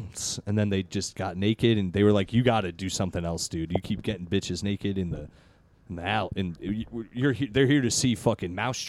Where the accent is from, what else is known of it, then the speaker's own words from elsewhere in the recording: Connecticut, United States; now in New York City, United States; I'm from Connecticut originally.